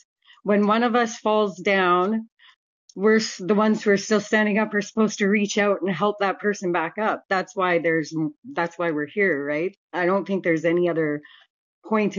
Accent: Vancouver, British Columbia, Canada; I grew up pretty much on Hastings, and in Canada, that's Vancouver

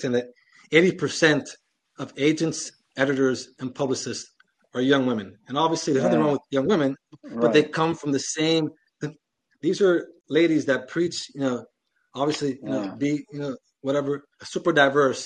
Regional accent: Miami, Florida, United States; I'm Cuban, I'm from Miami

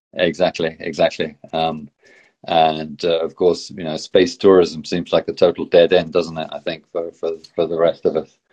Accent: Exeter, South West England, United Kingdom; now in Oslo, Norway; I grew up in Exeter. I was born in Exeter in the southwest of the UK, and that I now live in Oslo in, in Norway

